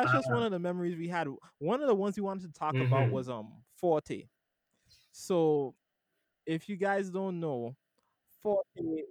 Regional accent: U.S. Virgin Islands; when I was growing up in St. Thomas

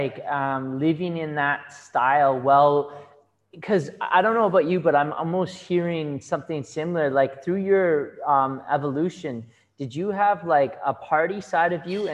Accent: Kelowna, British Columbia, Canada; also born or lived in Vancouver; I'm from Kelowna.

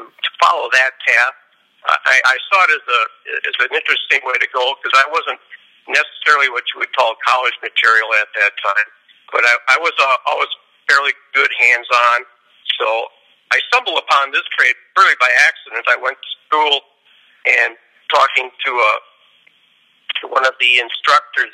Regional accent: Milwaukee, Wisconsin, United States; now in California, United States; I'm from Milwaukee, Wisconsin originally

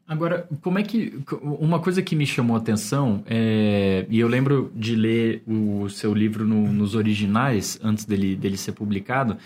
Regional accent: São Paulo, Brazil; falando como paulistano

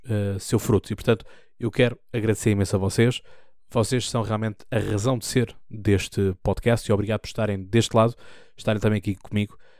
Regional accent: Almada, Setúbal, Portugal; hospital onde eu nasci, ao hospital onde eu sempre fui

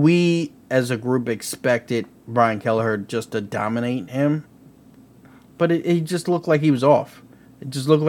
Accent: Kansas City, United States; you know, I'm from Kansas City, and we got the loudest fans

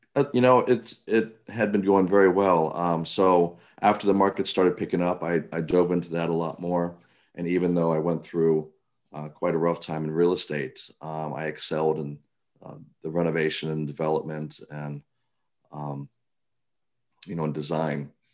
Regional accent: Cambridge, Maryland, United States; now in Baltimore, United States; I grew up on the Eastern Shore, um, Cambridge, Maryland

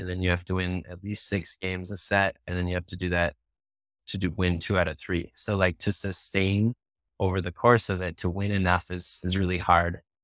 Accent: Hastings, United States; growing up in Hastings, like, my family's from here, both sides are, like, in third generation living here

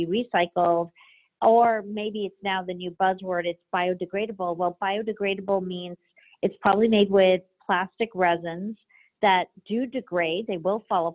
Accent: Jamaica; my parents are Cuban and I was born in Jamaica. So I grew up in, you know, where ingredients were plucked from the garden

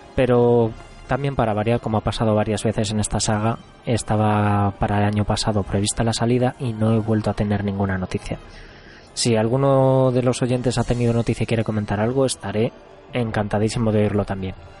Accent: Zamora, Castile and León, Spain; Yo soy de Zamora y en Zamora básicamente teníamos dos sitios en el que jugar a máquinas recreativas

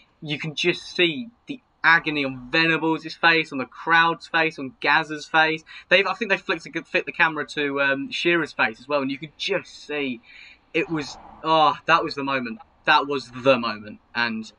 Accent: England, United Kingdom; it's part of being English

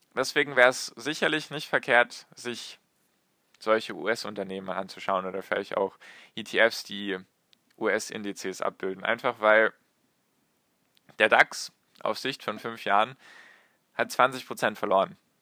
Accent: Germany; bei uns in Deutschland

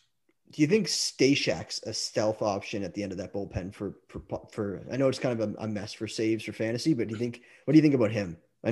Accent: Toronto, Ontario, Canada; I'm from Toronto

